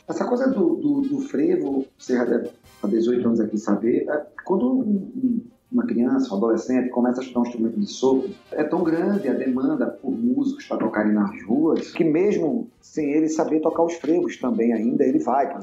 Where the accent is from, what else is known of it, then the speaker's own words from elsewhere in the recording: Northeast Brazil, Brazil; eu sou nordestino